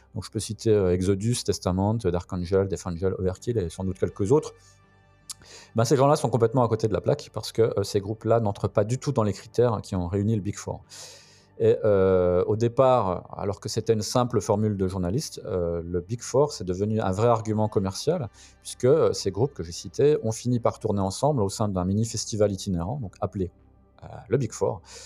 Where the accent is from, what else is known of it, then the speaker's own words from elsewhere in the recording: Belfort, Bourgogne-Franche-Comté, France; ma ville natale de Belfort